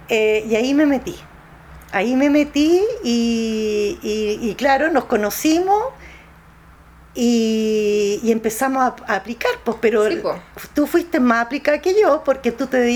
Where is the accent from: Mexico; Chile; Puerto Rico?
Chile; Yo la digo como un chilena